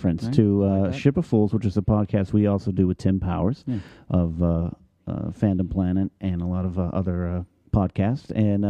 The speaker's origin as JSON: {"language": "English", "town": "Pismo Beach", "region": "California", "country": "United States", "tie": "born or raised there", "also_born_or_lived": "Orange, California", "moved": "as an adult", "lives_now": "Los Angeles, United States", "said": "technically, I was born in the city of Orange, but I was raised in Pismo Beach, California."}